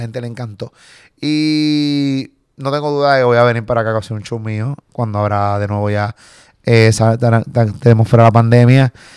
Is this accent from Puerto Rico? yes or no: yes; Puerto Rico; accent: boricua; yo soy puertorriqueño.